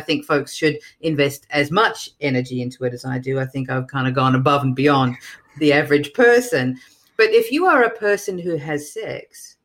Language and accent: English; Melbourne, Victoria, Australia; now in New York, United States; I'm originally from Melbourne, Australia, but I live in New York now